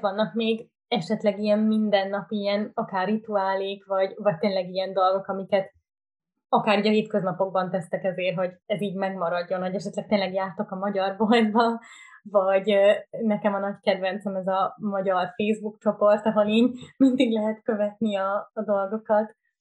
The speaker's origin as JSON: {"language": "Hungarian", "town": "Budapest", "country": "Hungary", "moved": "as an adult", "lives_now": "Berlin, Germany", "said": "milyen származású vagyok, mondtam, hogy magyar"}